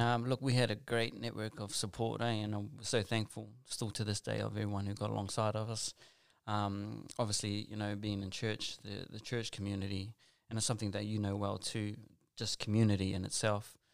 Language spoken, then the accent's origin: English; Auckland, New Zealand; also born or lived in Western Sydney; now in Australia; I grew up, born and raised in South Auckland